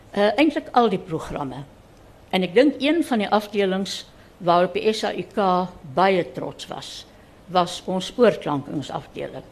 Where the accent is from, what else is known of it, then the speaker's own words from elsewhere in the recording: Reitz, Free State, South Africa; moved away; Ek was toe 6 jaar oud toe dit uh uitgekom het. En ons is van Ryds af Bethlehem toe